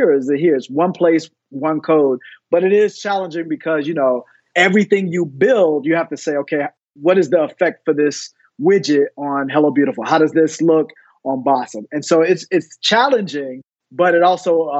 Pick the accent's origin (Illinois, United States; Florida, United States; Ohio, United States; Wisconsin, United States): Florida, United States; Fort Lauderdale; also born or lived in Tallahassee, Florida; I was born and raised in Fort Lauderdale, Florida